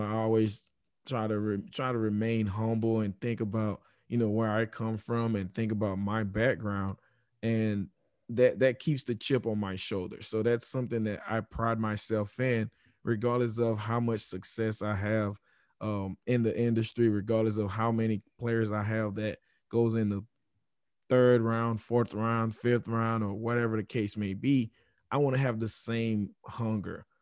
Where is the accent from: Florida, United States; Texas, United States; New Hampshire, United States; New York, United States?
Florida, United States; South; growing up in South Florida